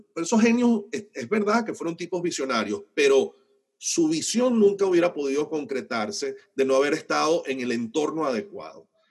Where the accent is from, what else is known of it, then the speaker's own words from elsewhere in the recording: Venezuela; los venezolanos vamos a tener que resolver